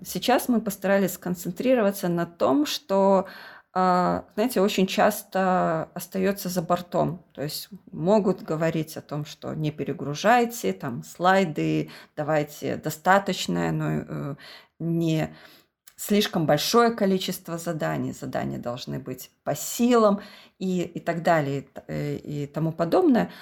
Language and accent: Russian; Belarus; мы из Беларуси